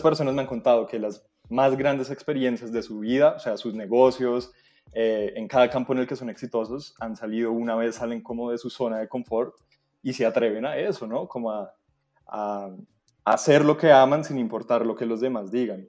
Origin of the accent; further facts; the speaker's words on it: Colombia; como cualquier colombiano